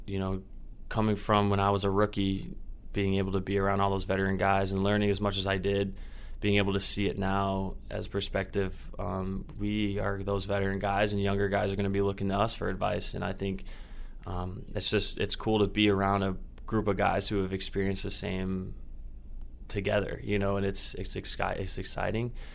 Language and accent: English; Indiana, United States; moved away; I'm from Indiana, so the traveling is a little easier for my family